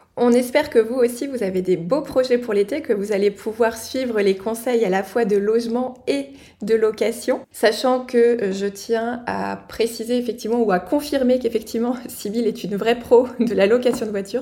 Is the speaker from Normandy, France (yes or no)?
yes; Normandy, France; now in Alsace, France; la Normandie, forcément ma région natale